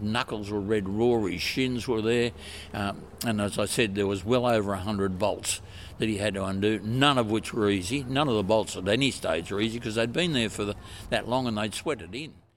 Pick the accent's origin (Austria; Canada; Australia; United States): Australia; Queensland; moved away; also born or lived in Victoria, Australia; originally a Queenslander. To my horror, I had to spend over 50 years in Victoria.